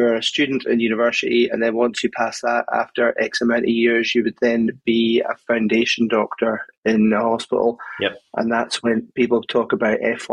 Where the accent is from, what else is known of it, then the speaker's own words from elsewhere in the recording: Stornoway, Scotland, United Kingdom; moved away; I'm from Stornoway originally